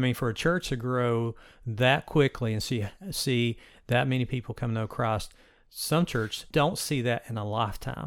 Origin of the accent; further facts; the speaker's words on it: Bristol, United States; Bristol's my hometown